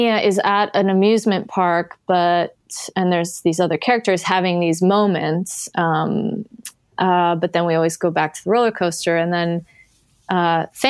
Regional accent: Canada; I grew up in Canada

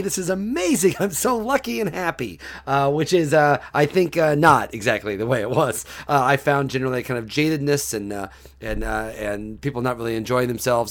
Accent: Mattoon, Illinois, United States; moved away; I'm from Mattoon, Illinois, about an hour south of Champaign

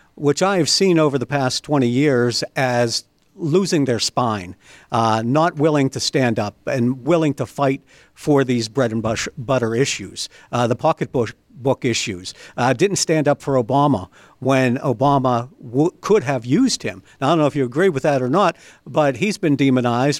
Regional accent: Beaver County, Pennsylvania, United States; I grew up, I was born, raised in Beaver County.

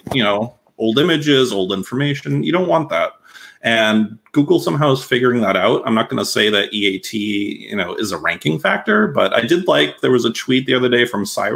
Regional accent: Massachusetts, United States; I worked local journalism at a local newspaper where I grew up in Massachusetts

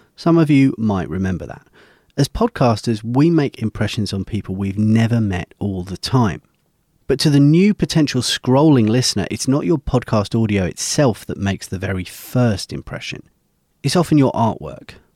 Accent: United Kingdom; my home country of the U K

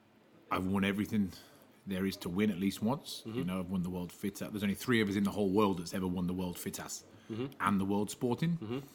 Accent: Leicester, East Midlands, United Kingdom; Leicester, England. Right slap bang in the middle of the country.

